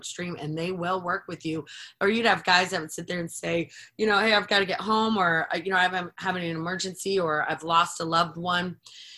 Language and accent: English; Florida, United States; moved away as an adult; also born or lived in Panama City Beach, Florida; now in Richmond, United States; a dear friend of mine I grew up with in Florida.